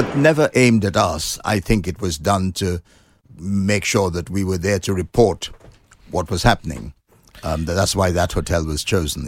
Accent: Trinidad & Tobago; moved away as an adult; now in London, United Kingdom; I was born in Trinidad, which is a s, a, um, island in the Caribbean

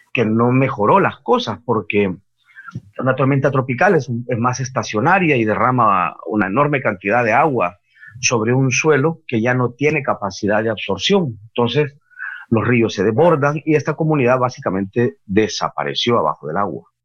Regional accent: El Salvador; yo soy salvadoreño, yo vivo en Centroamérica

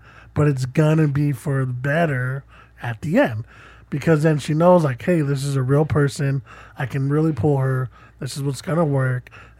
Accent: Australia; no, I did. I'm Australian.

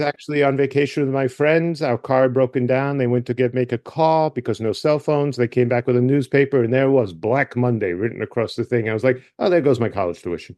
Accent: Michigan, United States; I'm from Michigan." And I went to Michigan State

